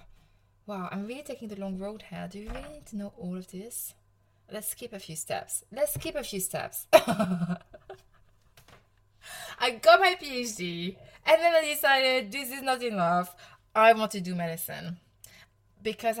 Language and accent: English; Provence-Alpes-Côte d'Azur, France; accent: French; English is a second language; moved away as an adult; now in United Kingdom; I'm from the south of France. I'm from Provence